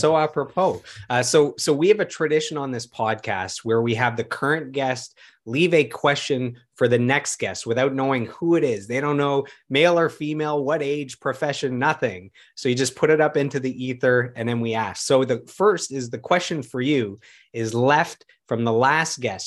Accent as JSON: {"language": "English", "town": "Ottawa", "region": "Ontario", "country": "Canada", "tie": "born or raised there", "said": "my hometown of Ottawa"}